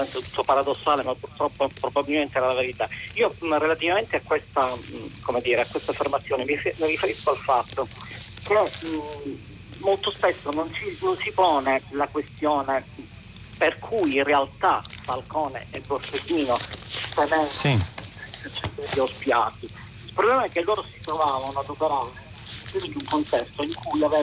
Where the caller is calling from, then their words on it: Palermo, Sicily, Italy; siamo da Palermo.